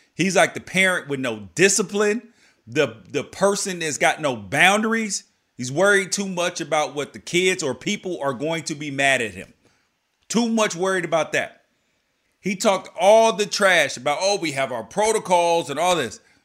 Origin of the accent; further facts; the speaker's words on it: United States; I'm an American